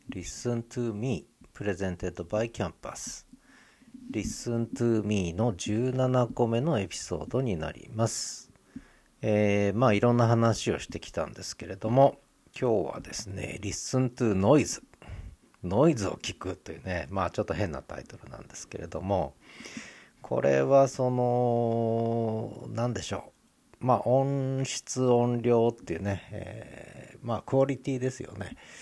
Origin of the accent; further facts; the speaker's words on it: Honshu, Japan; also born or lived in Tokyo; now in Hokkaido, Japan; 私はその東京で生まれて本州で育ってそれから北海道来てる